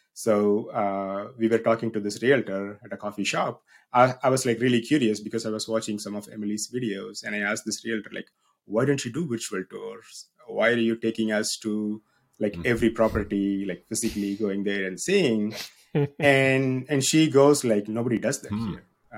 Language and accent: English; South India, India; moved away as an adult; now in United States; So if you cannot tell already, I'm from South India. I was born and grew up in South India. I moved to the United States back in 2009 for my graduate school here at Mississippi State University.